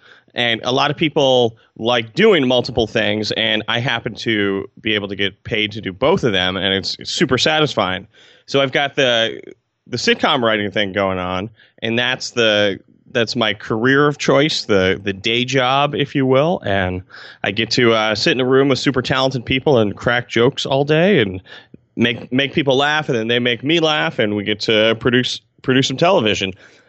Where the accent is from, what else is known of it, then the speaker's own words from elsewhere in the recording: Albany, New York, United States; And I'm from Albany, New York, which is the capital of New York State, not to brag, if you did not know that.